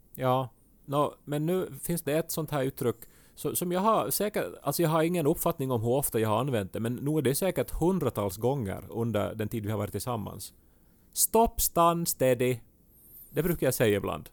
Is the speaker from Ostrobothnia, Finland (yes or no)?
yes; Ostrobothnia, Finland; accent: Ostrobothnian; first language Swedish; moved away; min österbottniska dialekt, eh, som jag ju inte använder aktivt här hemma, men ibland så kryddar jag mitt språk med något så här spontant utrop från min barndom